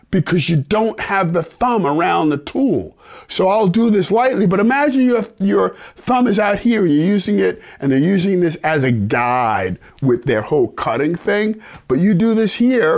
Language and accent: English; New York City, New York, United States; growing up in New York City, black guy, Italian side of town, back in the 60s